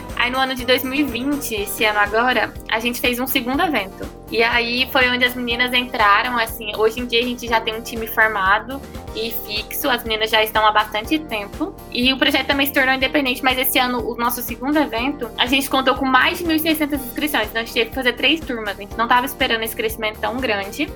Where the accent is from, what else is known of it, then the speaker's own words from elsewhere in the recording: Brasília, Federal District, Brazil; nós somos de Brasília, a gente fez no Parque da Cidade, lá em Brasília